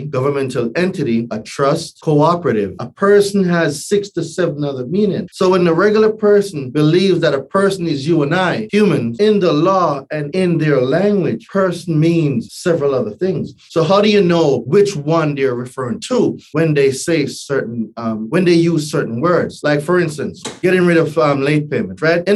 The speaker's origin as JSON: {"language": "English", "country": "Jamaica", "tie": "born or raised there", "also_born_or_lived": "New Hampshire", "moved": "as an adult", "lives_now": "United States", "said": "Born and raised in Jamaica, right? Not Jamaica, Queens, Jamaica, right? Island boy, right? And moved here when I was 20."}